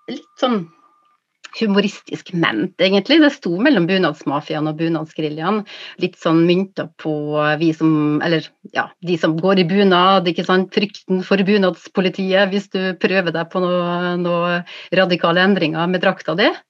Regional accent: Kristiansund, Møre og Romsdal, Norway; Ja, jeg kommer fra Kristiansund. Jeg er født der, så jeg er født på fødeavdelinga

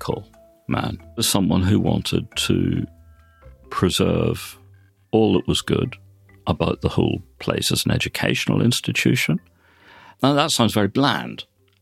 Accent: Belfast, Northern Ireland, United Kingdom; now in Oxford, United Kingdom; I was brought up in Belfast and educated there

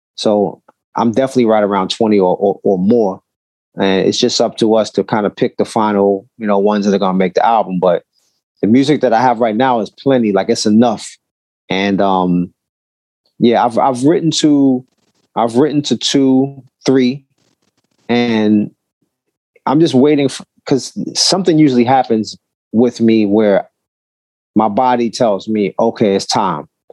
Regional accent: New York City, New York, United States; I'm from Brooklyn

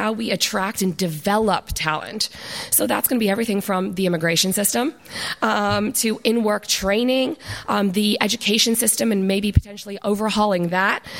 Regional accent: Pennsylvania, United States; accent: American; moved away; I'm clearly an American, as you can probably tell from my accent. I originally come from Pennsylvania

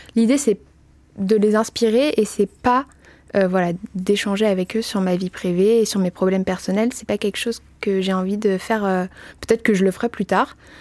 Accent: Paris, Île-de-France, France; je suis parisienne

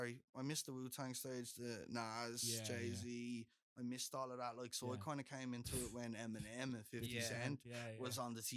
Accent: Wicklow, Leinster, Ireland; moved away as an adult; also born or lived in Dublin, Ireland / Berlin, Germany; I grew up between Wicklow and Dublin.

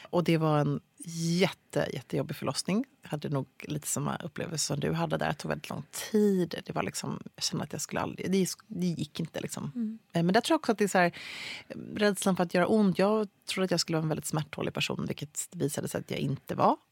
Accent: Luleå, Norrbotten County, Sweden; Jag föddes i Luleå

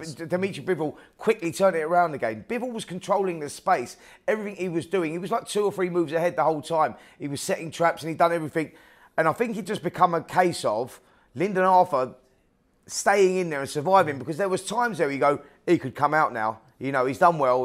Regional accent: United Kingdom; British fight fans over here

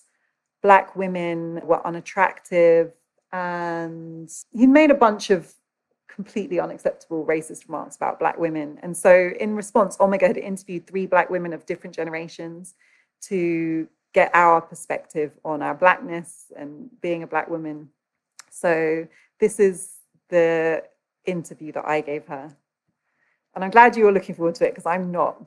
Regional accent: United Kingdom; I grew up in Britain

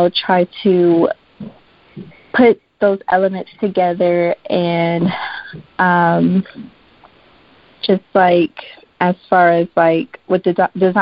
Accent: Dallas, Texas, United States; moved away; I'm actually originally from Dallas, Texas

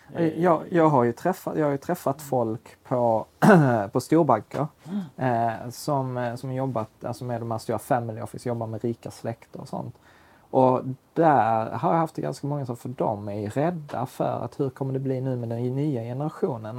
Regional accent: Sweden; vi är tio miljoner svenskar

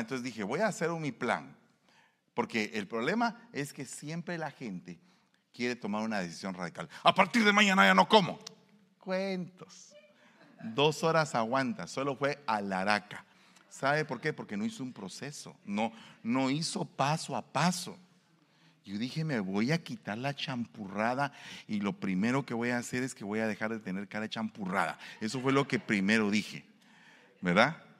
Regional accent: Guatemala; moved away; Allá en mi pueblo hay un estadio de fútbol. Se llama el Mateo Flores

